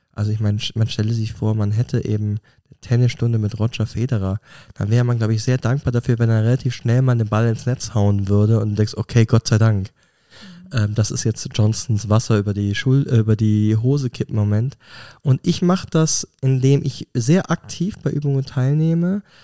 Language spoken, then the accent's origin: German; Germany; moved away as an adult; now in Switzerland; ich als Deutscher, der vor 20 Jahren in die mhm. Schweiz gekommen ist